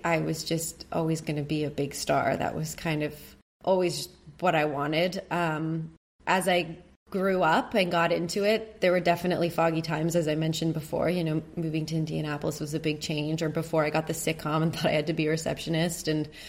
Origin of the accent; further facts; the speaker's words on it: Canada; being a Canadian in this business